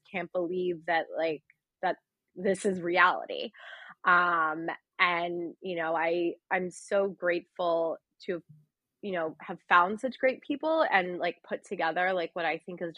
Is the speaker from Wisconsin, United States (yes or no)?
no; outside Philadelphia, Pennsylvania, United States; moved away as an adult; also born or lived in Brooklyn, New York; now in New York City, United States; I was born outside Philadelphia, like an hour and a half outside the city